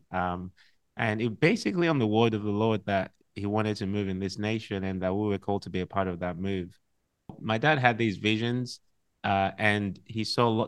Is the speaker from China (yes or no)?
no; Liberia; born there; also born or lived in Nigeria; I was born in Liberia, and that's because my dad was a missionary to Liberia, and was a missionary to Ghana.